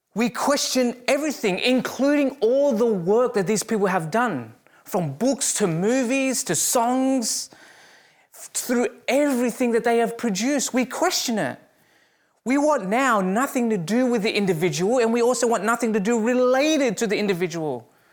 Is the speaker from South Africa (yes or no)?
no; Australia; moved away as an adult; now in Canada; as an Australian